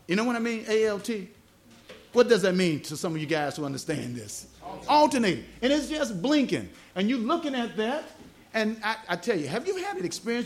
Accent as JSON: {"language": "English", "region": "the South", "country": "United States", "accent": "southern", "said": "my southern accent"}